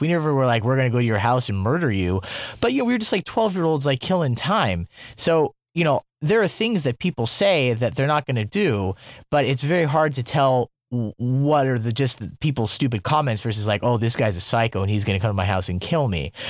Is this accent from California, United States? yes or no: no; Iowa, United States; moved away as an adult; also born or lived in Germany / Colombia; now in South Korea; growing up in Iowa